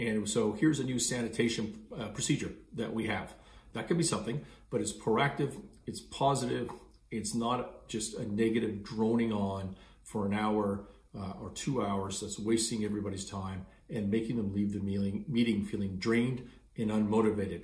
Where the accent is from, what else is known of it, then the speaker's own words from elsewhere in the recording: Canada; I'm Canadian.